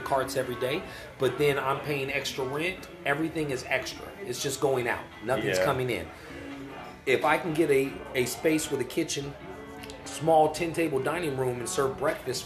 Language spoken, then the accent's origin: English; Sacramento, California, United States; moved away as an adult; now in Portland, United States; Sacramento is my hometown.